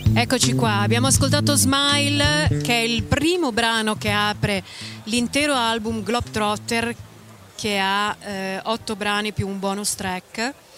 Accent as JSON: {"language": "Italian", "town": "Bologna", "region": "Emilia-Romagna", "country": "Italy", "said": "Anch'io da bolognese"}